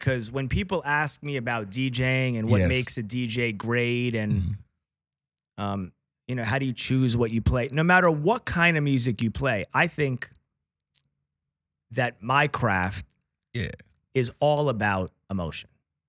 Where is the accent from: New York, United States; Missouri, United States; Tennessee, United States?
New York, United States; I was too young, but I followed it, obviously, right? As a New Yorker.